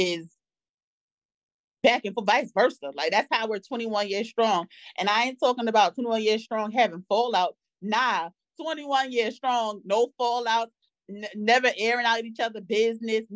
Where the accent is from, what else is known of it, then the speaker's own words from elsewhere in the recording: New York, United States; In New York, my favorite childhood memory would have been Double Dutch. We used to play Double Dutch on the block all the time